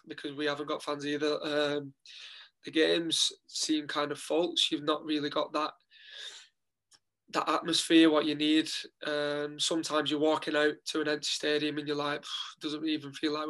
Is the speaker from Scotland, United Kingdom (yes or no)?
no; Wigan, North West England, United Kingdom; moved away as an adult; now in Dundalk, Ireland; representing my hometown club